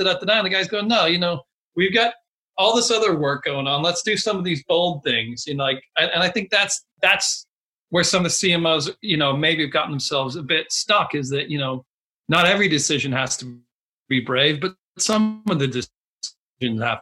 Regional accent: Texas, United States; moved away as an adult; now in London, United Kingdom; I'm from Texas and I'm from a very small town in Texas

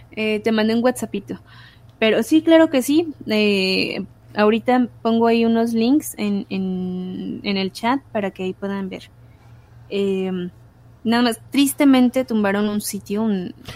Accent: Mexico; nuestra historia mexicana

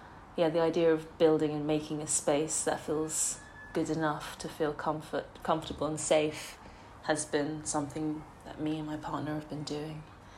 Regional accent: Singapore; now in London, United Kingdom; I grew up in Singapore and moved to London. I've studied outside of London, so I guess there's been lots of periods of moving between places

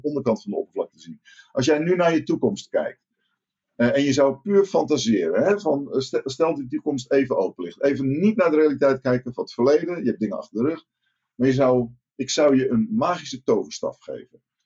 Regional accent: Rotterdam, South Holland, Netherlands; Ik, ik kom uit Rotterdam

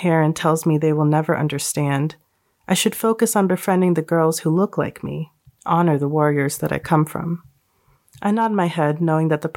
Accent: United States; I was born in America. I lived my whole life in America

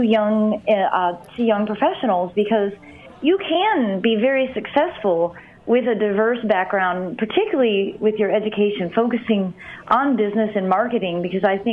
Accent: Monroe, Michigan, United States; I grew up in Monroe, Michigan

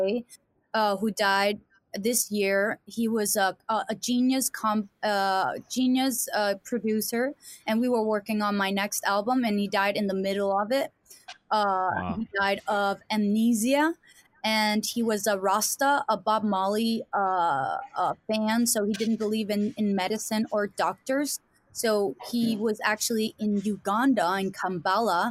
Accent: Denmark; English is a second language; I'm from Denmark, and people don't know where it is

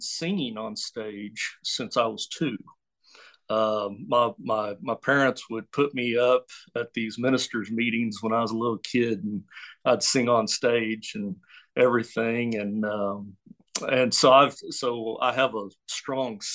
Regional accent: Oklahoma, United States; now in Hot Springs, United States; I was raised in Oklahoma. I'm an Okie

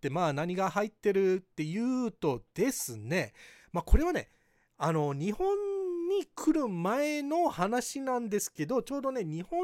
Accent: Hawaii, United States; ハワイ育ちのバイリンガルテスラエヴァンジェリストアメリカからタイムリーなテスラニュースをお届けします

